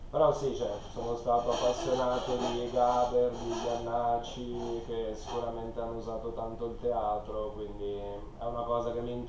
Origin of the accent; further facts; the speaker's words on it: Buccinasco, Lombardy, Italy; moved away as an adult; now in Vigevano, Italy; Vengo da Puccinasco, cioè sono cresciuto lì, poi ho fatto diversi anni all'estero viaggiando per il mondo e adesso vivo